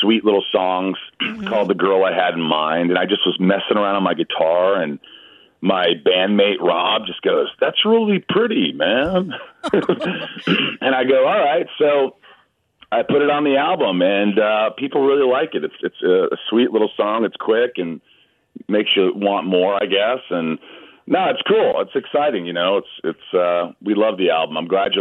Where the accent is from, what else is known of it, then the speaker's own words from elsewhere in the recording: Newburgh, Indiana, United States; now in Los Angeles, United States; I grew up in Indiana